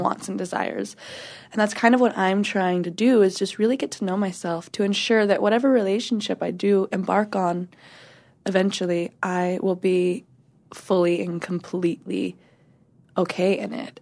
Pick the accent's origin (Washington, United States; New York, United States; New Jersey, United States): Washington, United States; also born or lived in North Carolina / Portland; now in Los Angeles, United States; North Carolina is where I was born. I am from Washington, where I was raised